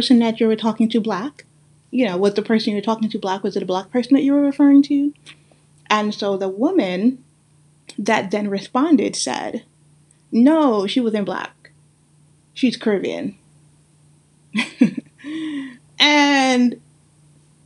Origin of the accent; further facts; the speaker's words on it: New York City, New York, United States; accent: Guyanese; also born or lived in Guyana; the one that I have that's mix up with many, many things, from growing up in Brooklyn, New York